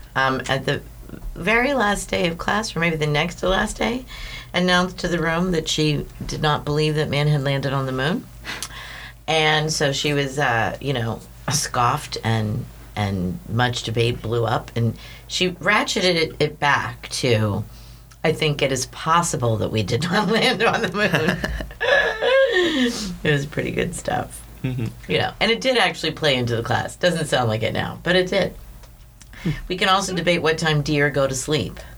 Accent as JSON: {"language": "English", "region": "Western Pennsylvania", "country": "United States", "tie": "born or raised there", "also_born_or_lived": "West Virginia", "moved": "as an adult", "said": "Growing up in Western Pennsylvania and then going to college in West Virginia"}